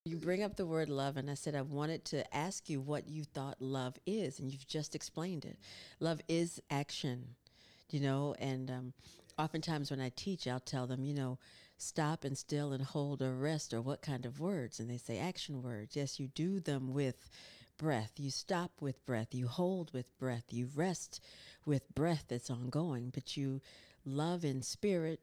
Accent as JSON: {"language": "English", "region": "North Carolina", "country": "United States", "tie": "born or raised there", "said": "I grew up in North Carolina"}